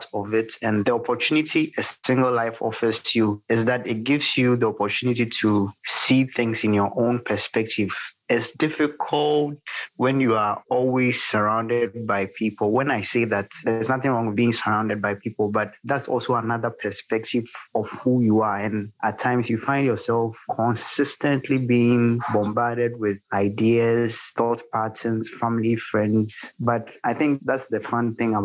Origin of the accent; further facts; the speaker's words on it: Ghana; I'm from Ghana